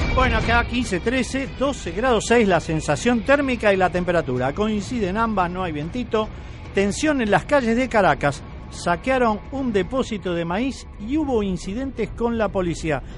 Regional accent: Argentina; somos todos los argentinos

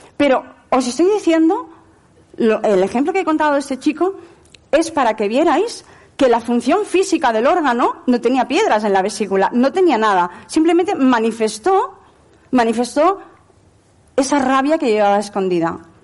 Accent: Barcelona, Catalonia, Spain; moved away; also born or lived in Lleida; he vivido en Lleida 22 años, hasta que yo no me adapté a Barcelona, siendo de Barcelona

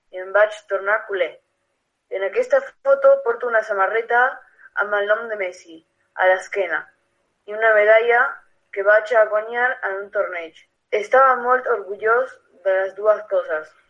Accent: Argentina; Catalan is a second language; now in Barcelona, Spain; sóc argentí

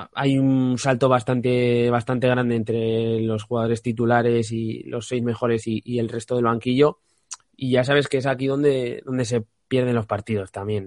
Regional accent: Spain; como español

